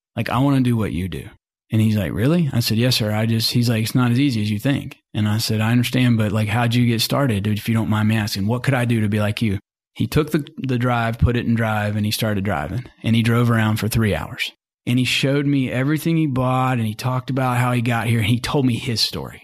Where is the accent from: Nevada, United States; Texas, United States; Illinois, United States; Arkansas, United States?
Arkansas, United States; Mountain Home; also born or lived in Senatobia, Mississippi / Fayetteville, Arkansas; I grew up in Mountain Home, Arkansas. You know, I'm just, just an Arkansas kid